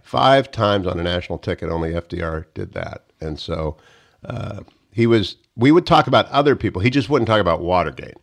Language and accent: English; Warren, Ohio, United States; moved away; I'm actually from Warren, Ohio